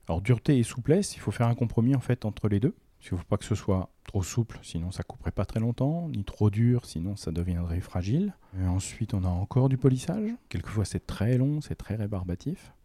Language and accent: French; Romorantin-Lanthenay, Centre-Val de Loire, France; je suis arrivé à Romantin, je devais avoir 7 ans. Donc euh, ça fait un petit moment que je suis dans la région quand même